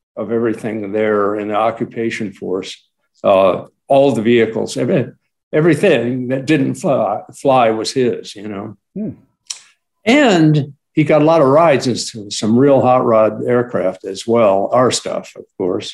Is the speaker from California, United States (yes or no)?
yes; Lynwood, California, United States; I grew up in Linwood